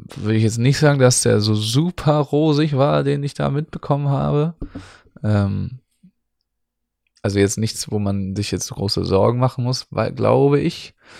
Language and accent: German; Northern Germany, Germany; für uns Nordlichter